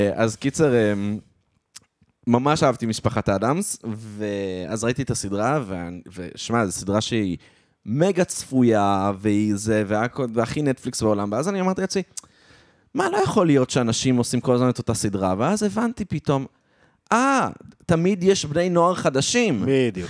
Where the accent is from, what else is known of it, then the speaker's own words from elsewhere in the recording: Israel; אני ישראלי